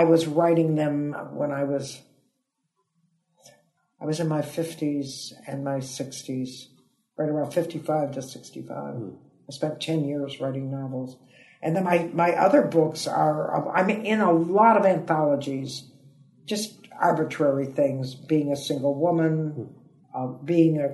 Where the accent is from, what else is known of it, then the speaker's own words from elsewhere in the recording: Toledo, Ohio, United States; moved away as an adult; also born or lived in San Francisco, California; now in United Kingdom; I'm from Toledo, Ohio